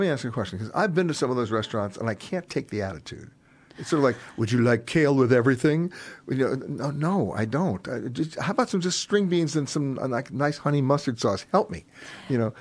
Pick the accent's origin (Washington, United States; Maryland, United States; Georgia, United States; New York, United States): New York, United States; I'm from New York